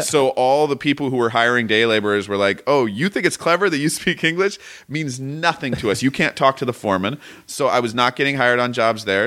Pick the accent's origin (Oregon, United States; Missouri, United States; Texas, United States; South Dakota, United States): Oregon, United States; Portland; now in Southern California, United States; I'm from Portland, Oregon